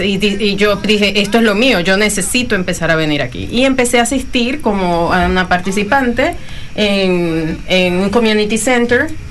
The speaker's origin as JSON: {"language": "Spanish", "country": "Venezuela", "moved": "yes", "lives_now": "New Zealand", "said": "como buena venezolana"}